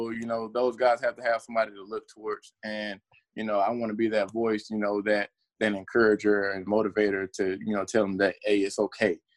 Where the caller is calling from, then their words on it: Kennesaw, Georgia, United States; Uh, I am currently in Kennesaw, Georgia. Uh, I did not go back to Alabama, so